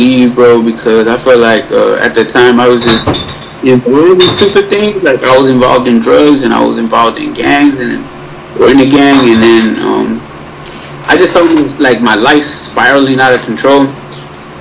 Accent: Los Angeles, California, United States; moved away; also born or lived in San Jose, California; I grew up really close to Long Beach. I grew up in Wilmington, which is a town that borders Long Beach.

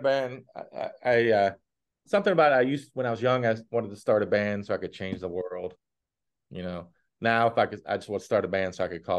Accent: Massachusetts, United States; And I'm from Massachusetts.

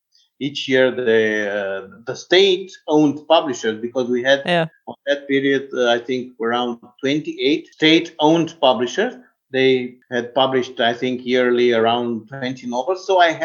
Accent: Bucharest, Romania; English is a second language; I'm from Bucharest

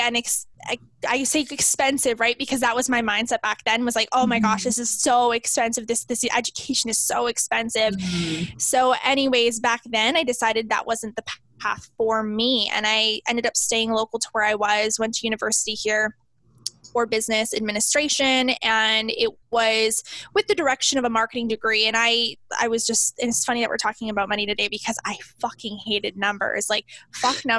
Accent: Southern Saskatchewan, Canada; I'm from Southern Saskatchewan, Canada.

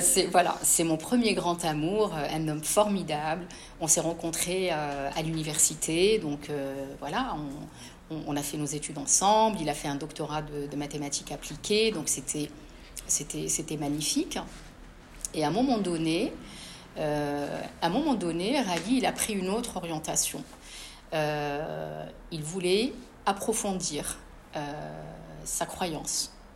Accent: Casablanca, Casablanca-Settat, Morocco; moved away as an adult; now in France; J'ai grandi à, à Casablanca

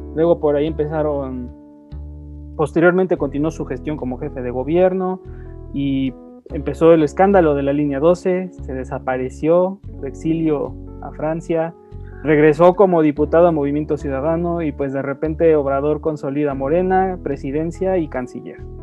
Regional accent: Mexico City, Mexico; como capitalinos, como ciudadanos, como mexicanos

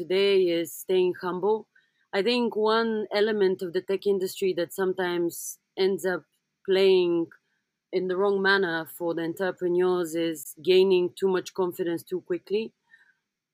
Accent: Sofia, Bulgaria; moved away; also born or lived in London; I come from Bulgaria, which means that up until 1989, we had communism.

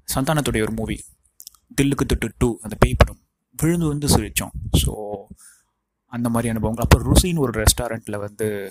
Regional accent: Tiruvannamalai, Tamil Nadu, India; என்னுடைய சொந்த ஊர் திருவண்ணாமலையிலும் வந்திருக்கேன்

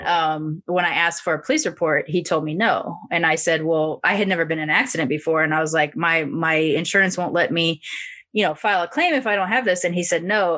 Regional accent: Long Beach, California, United States; growing up in Long Beach

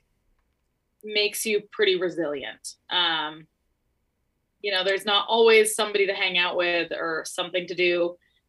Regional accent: Montana, United States; I grew up in Montana

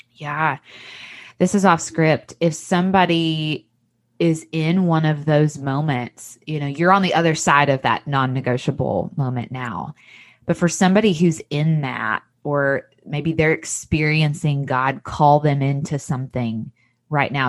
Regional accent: Tennessee, United States; accent: Southern; now in Mississippi, United States; I grew up in a different state in Tennessee where it's still a Southern accent

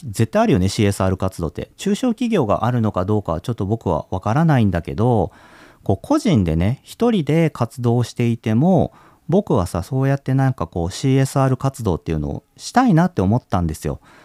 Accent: Kagoshima, Japan; moved away; 小さい頃鹿児島に住んでてさ

